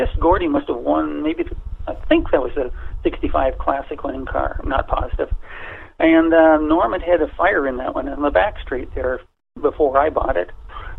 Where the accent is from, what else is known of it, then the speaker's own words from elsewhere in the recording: Toronto, Ontario, Canada; I grew up in Toronto